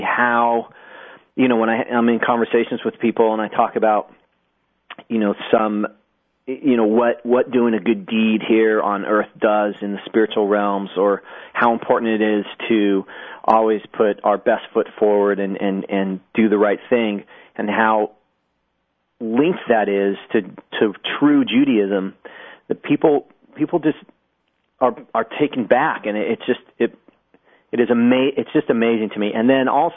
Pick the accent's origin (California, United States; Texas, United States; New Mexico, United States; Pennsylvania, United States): New Mexico, United States; Albuquerque; moved away as an adult; also born or lived in Hawaii; I grew up in Albuquerque, New Mexico